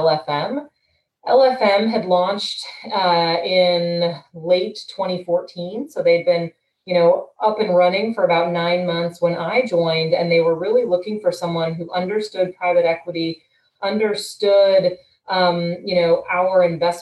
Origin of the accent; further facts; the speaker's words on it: St. Louis, Missouri, United States; moved away as an adult; also born or lived in Washington, D.C.; I grew up in St. Louis, left St. Louis for college